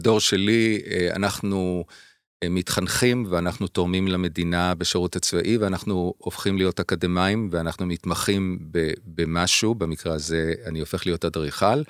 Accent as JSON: {"language": "Hebrew", "town": "Haifa", "region": "Haifa District", "country": "Israel", "also_born_or_lived": "Providence, Rhode Island, United States", "moved": "as an adult", "lives_now": "Tel Aviv, Israel"}